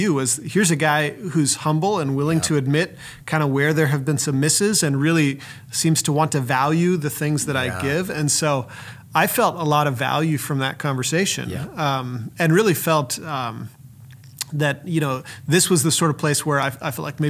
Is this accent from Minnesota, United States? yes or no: yes; Minnesota, United States; My background is I'm from Minnesota, but I've been all over the country doing various things.